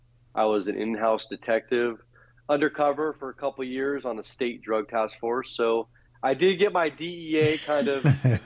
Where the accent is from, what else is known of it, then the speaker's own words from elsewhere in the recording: San Francisco Bay Area, California, United States; I'm originally from the San Francisco Bay Area. Mm-hmm. I was born and raised.